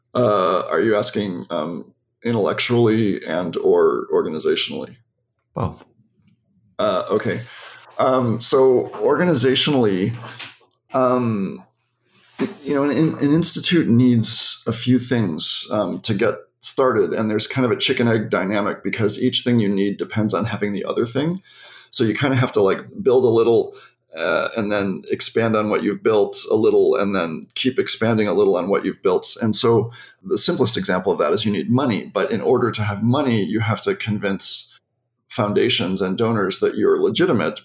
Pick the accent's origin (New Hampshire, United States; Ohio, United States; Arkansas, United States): Ohio, United States; Cleveland; I was uh, raised in Cleveland in a liberal family.